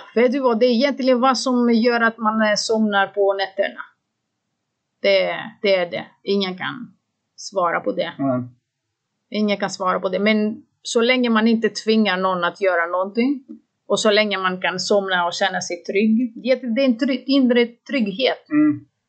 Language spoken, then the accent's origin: Swedish; Greece; Swedish is a second language; moved away as an adult; now in Sweden; när jag var barn i Grekland